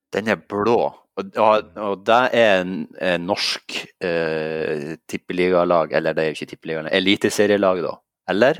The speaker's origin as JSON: {"language": "Norwegian", "town": "Sandnessjøen", "region": "Nordland", "country": "Norway", "moved": "yes", "lives_now": "Oslo, Norway", "said": "jeg er fra eh, byen atme Mosjøen og nedfor Mo i Rana, Sandnessjøen."}